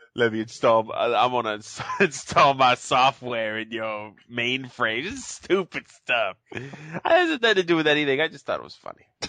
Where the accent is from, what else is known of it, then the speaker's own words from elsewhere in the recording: Boston, Massachusetts, United States; Because I'm from Boston.